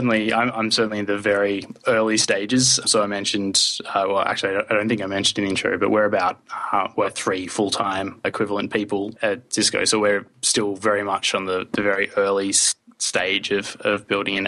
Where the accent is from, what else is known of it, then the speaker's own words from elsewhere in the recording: Australia; now in Sweden; I'm an Australian. However, I live in Sweden